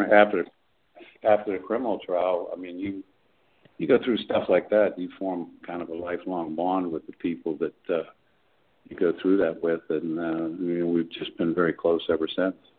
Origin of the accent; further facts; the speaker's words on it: Johnstown, Pennsylvania, United States; moved away as an adult; now in Pittsburgh, United States; I grew up in Johnstown, um, and then I came to Pittsburgh after I got out of the service to go to law school